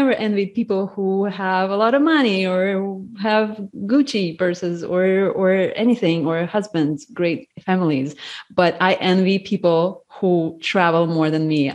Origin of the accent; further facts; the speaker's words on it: Latvia; moved away as an adult; also born or lived in United States; I was born in Latvia. It's a former USSR republic